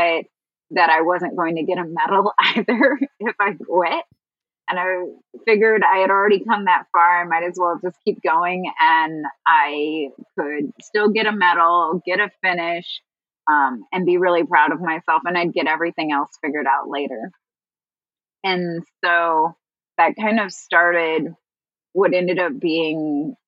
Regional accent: Chicago, Illinois, United States; my hometown of Chicago

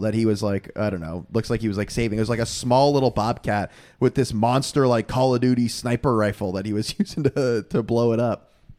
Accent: Florida, United States; we're from Florida

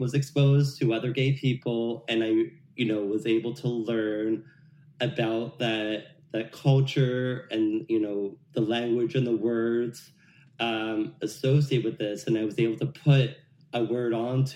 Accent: New Jersey, United States; I grew up in North Jersey

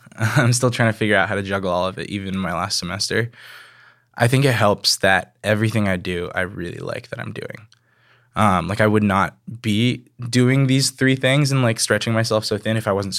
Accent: Hong Kong; also born or lived in Taiwan; Even though I was growing up in Hong Kong and Taiwan, I grew up listening

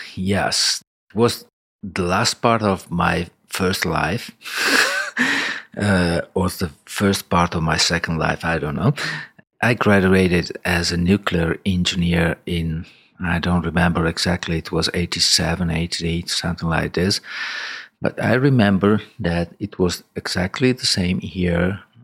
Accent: Milan, Lombardy, Italy; I was born in Milan in, in, uh, nineteen sixty-two.

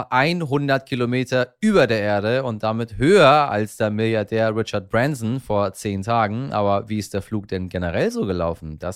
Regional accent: Iran; German is a second language; Ich tue mich äh, als Iraner, der ich ja ursprünglich mal war und in meinem Inneren ja irgendwo auch noch bin, sowieso relativ schwer mit dieser komischen Sprache

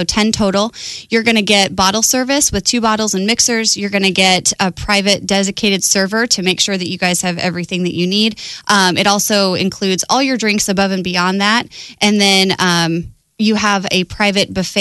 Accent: Omaha, Nebraska, United States; I grew up in Omaha

